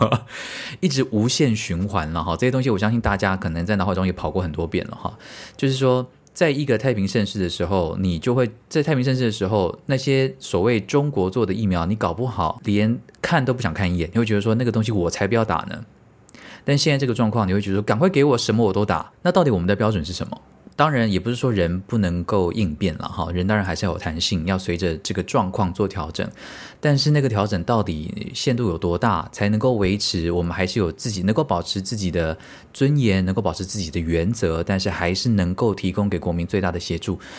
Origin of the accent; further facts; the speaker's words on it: Taiwan; 身为台湾人